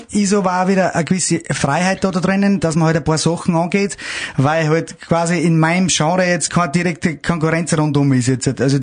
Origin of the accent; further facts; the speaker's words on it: Salzburg, Austria; Wenn die jetzt quasi mein Heimat in Salzburg kommen, äh, kennen die, was, was man da für eine Möglichkeiten hat